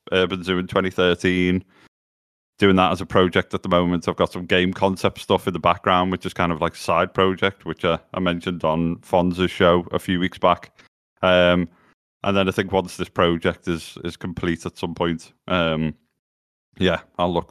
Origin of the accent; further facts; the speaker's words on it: Liverpool, North West England, United Kingdom; born and bred in Liverpool.